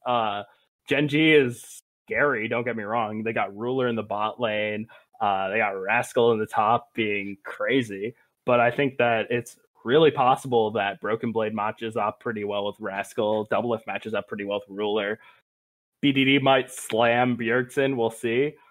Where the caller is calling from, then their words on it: Providence, Rhode Island, United States; I'm also calling from Rhode Island. I'm from Providence instead of Narragansett, though